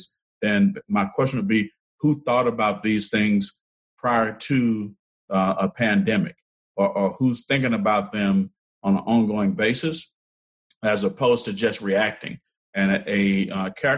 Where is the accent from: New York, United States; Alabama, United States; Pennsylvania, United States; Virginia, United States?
Alabama, United States; Selma; my home state, as you know, I'm born in Selma, grew up in the Black Belt